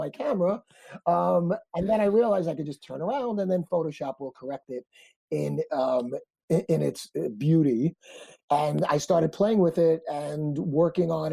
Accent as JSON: {"language": "English", "town": "New York City", "region": "New York", "country": "United States", "said": "I'm from Brooklyn"}